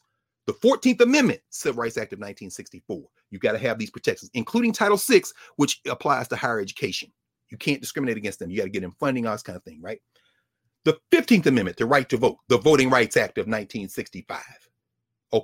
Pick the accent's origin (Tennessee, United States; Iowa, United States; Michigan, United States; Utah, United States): Tennessee, United States; Nashville; moved away; also born or lived in Washington, D.C.; I grew up in the house I grew up in the South Nashville